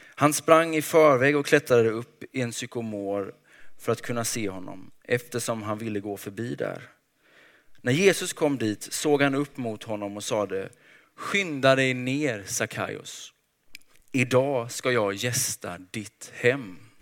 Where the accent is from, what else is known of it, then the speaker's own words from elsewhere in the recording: Småland, Sweden; jag är uppväxt i Småland